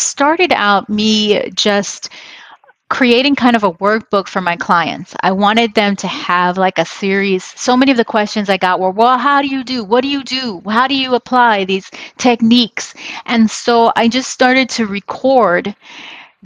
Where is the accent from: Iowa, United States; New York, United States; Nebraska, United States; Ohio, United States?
New York, United States; New York City; moved away as an adult; now in Los Angeles, United States; I grew up, I was born in New York City, but I honestly feel like LA has been the place that I really grew up. I came here as a young adult